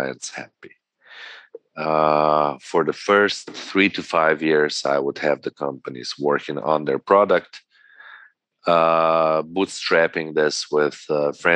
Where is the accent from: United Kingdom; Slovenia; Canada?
Slovenia; Gorenjska, Upper Carniola; I come from Gorjenska.